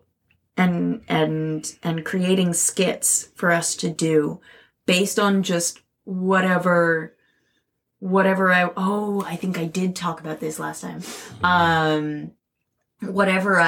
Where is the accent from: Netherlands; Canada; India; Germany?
Canada; a Canadian artist